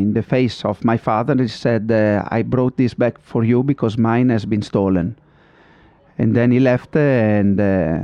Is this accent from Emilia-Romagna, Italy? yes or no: yes; Modena, Emilia-Romagna, Italy; I'm from Modena, I always been around in Ferrari